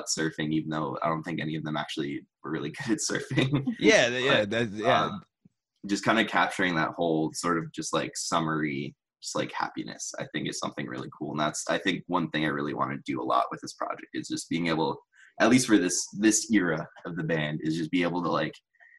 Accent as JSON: {"language": "English", "town": "Cleveland", "region": "Ohio", "country": "United States", "said": "I'm from Cleveland, so it's not even like a beachy place"}